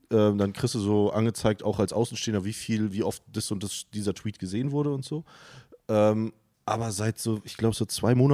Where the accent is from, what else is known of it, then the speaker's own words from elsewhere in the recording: Northern Germany, Germany; Ich habe ja schon gesagt, ich komme aus dem Norden.